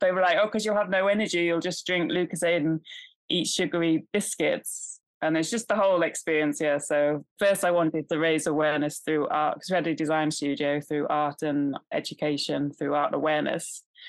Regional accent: California, United States; I grew up in California, so, you know, they're all about healthy eating and lots of different practices.

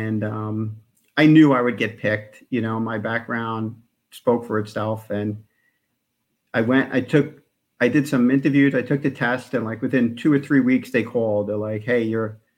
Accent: New York City, New York, United States; I'm from New York, the five boroughs. I grew up in Queens in a town called the Rockaways

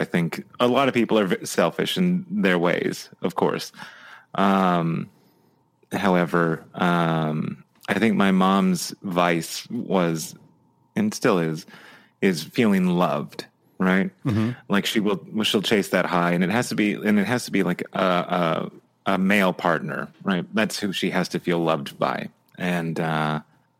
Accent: California, United States; now in Oregon, United States; when we first moved down to California, the 94 earthquake happened and I was about 10

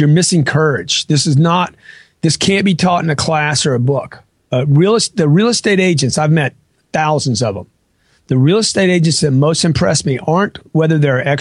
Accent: Lake Charles, Louisiana, United States; now in Miami, United States; I grew up in Lake Charles, Louisiana

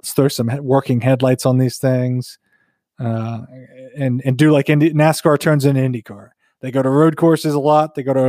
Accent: North Carolina, United States; Bradley and I grew up in the South. We grew up in North Carolina, near Virginia.

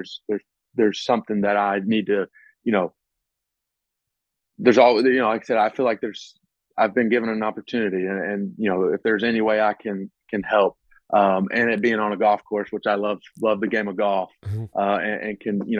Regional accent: Mississippi, United States; growing up in Mississippi

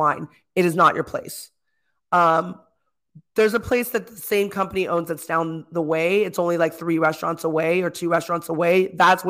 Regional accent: California, United States; I'm from California

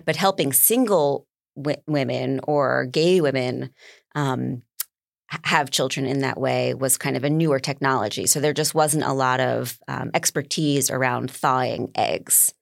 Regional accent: New York, United States; I'm a New Yorker

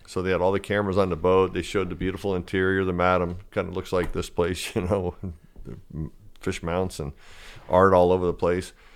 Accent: Fort Lauderdale, Florida, United States; growing up in Fort Lauderdale

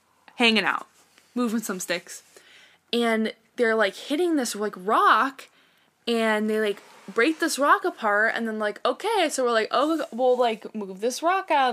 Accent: Ashtabula?, Ohio, United States; I grew up in Asheville, Ohio, with my parents and my sister

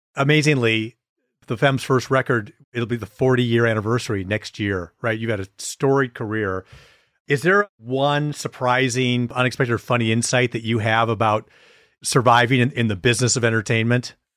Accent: Wisconsin, United States; moved away as an adult; also born or lived in Beaver Dam / Green Bay / De Pere / Milwaukee; I grew up in a few different places in Wisconsin, Beaver Dam, went to high school in Green Bay

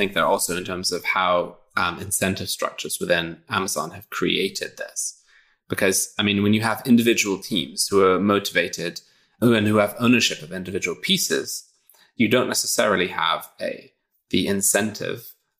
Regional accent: England, United Kingdom; Absolutely. I mean, I am also British, but yes.

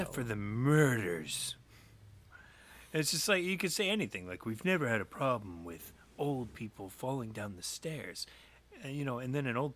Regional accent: Framingham, Massachusetts, United States; Jeremy and I grew up in Framingham

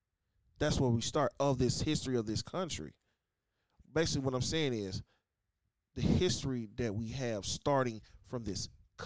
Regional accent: United States; I'm African descent American. Right. I'm an American first.

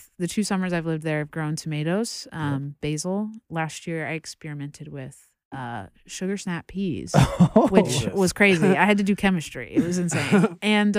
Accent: Indianapolis, Indiana, United States; moved away as an adult; now in Chicago, United States; I'm from Indiana. Indianapolis.

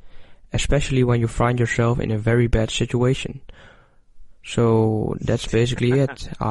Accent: Netherlands; I'm 16 years old. I am from the Netherlands.

